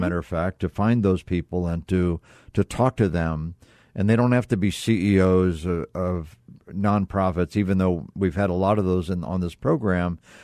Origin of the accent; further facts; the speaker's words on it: Midwest, United States; now in Arizona, United States; I grew up in the Midwest